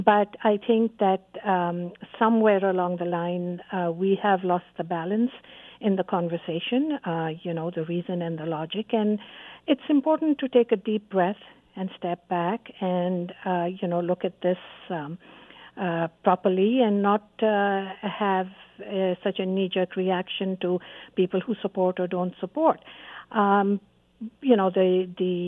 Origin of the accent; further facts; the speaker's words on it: Canada; as a Canadian